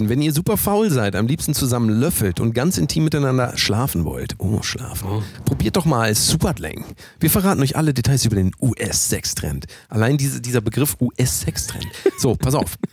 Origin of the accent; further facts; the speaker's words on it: Germany; Von uns Deutschen.